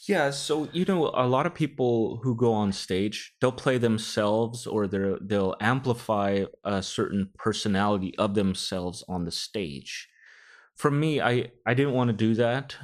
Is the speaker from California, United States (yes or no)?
yes; Rodeo, California, United States; my family is from the Philippines, but I grew up in the Bay Area all my life in a small town called Rodeo